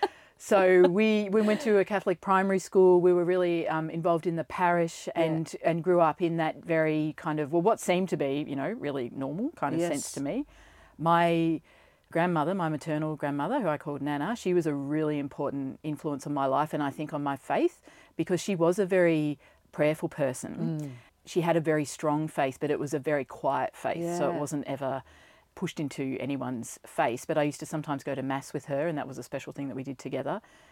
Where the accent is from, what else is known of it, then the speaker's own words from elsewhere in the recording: Ballarat, Victoria, Australia; now in Melbourne, Australia; Well, I grew up in Ballarat. Yep. So I am not really a country girl. It was in the township of Ballarat.